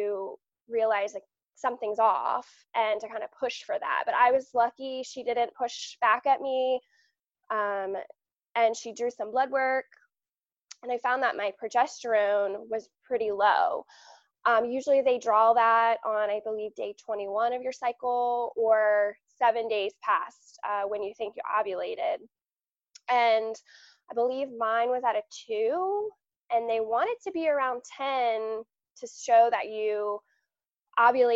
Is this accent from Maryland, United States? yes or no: yes; Southern Maryland, United States; I'm from Southern Maryland, just about an hour and a half south of Washington, D.C.